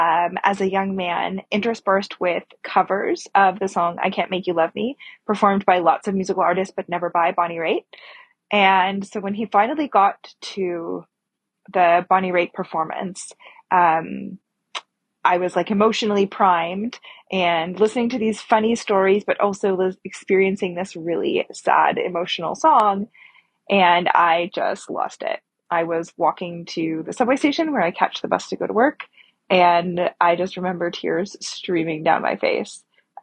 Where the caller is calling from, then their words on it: Toronto, Ontario, Canada; she, her. I'm calling from Toronto.